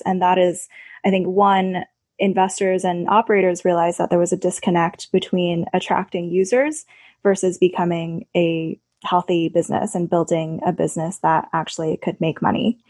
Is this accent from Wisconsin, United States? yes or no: no; Pittsburgh, Pennsylvania, United States; worked for a summer at my hometown newspaper, the Pittsburgh Post Gazette